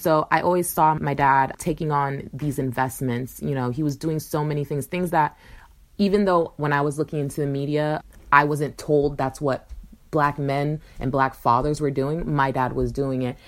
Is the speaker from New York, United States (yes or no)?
no; Pembroke Pines, Florida, United States; I grew up in South Florida in a little suburb, Pembroke Pines, in between Fort Lauderdale and Miami